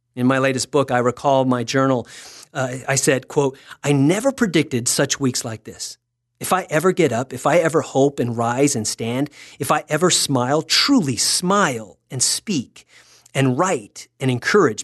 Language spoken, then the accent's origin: English; Texas, United States; I'm from Texas.